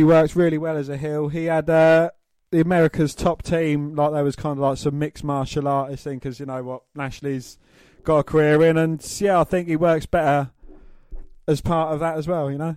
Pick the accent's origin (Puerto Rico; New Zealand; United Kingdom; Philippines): United Kingdom; England; we're, we're English